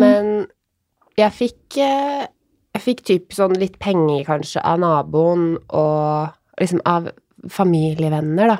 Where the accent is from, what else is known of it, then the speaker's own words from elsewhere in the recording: Råde, Østfold, Norway; jeg er jo fra Råde